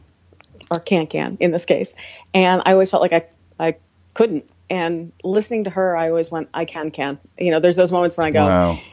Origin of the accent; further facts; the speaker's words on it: Deerfield, New Hampshire, United States; also born or lived in Boston; now in Trondheim, Norway; I'm from a teeny town in New Hampshire, America, but my family is from Boston, so when people ask, I say Boston, because that's easier to find than Deerfield, New Hampshire.